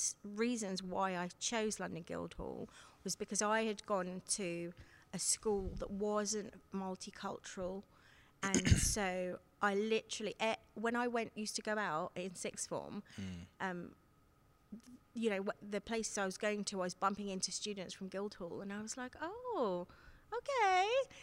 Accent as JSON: {"language": "English", "country": "Seychelles", "lives_now": "United Kingdom", "said": "both myself and Bolahan are first generation migrants from Africa, obviously. I'm from East Africa in the Seychelles"}